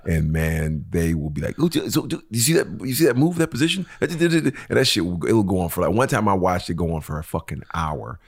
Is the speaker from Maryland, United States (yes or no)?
no; Detroit, Michigan, United States; I'm from Detroit